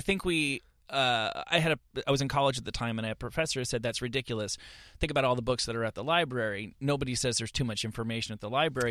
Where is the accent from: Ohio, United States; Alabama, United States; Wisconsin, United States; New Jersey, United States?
New Jersey, United States; now in Los Angeles, United States; I'm this kid from New Jersey and I moved to Los Angeles